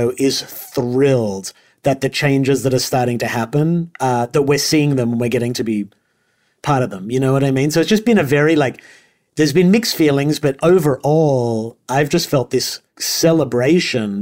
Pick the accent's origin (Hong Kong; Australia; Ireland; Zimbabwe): Australia; moved away as an adult; because I'm an immigrant, I'm Australian, and I've lived here since I was 18